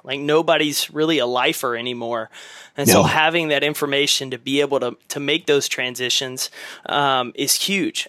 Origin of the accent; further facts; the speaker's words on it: East Texas, United States; we grew up in East Texas.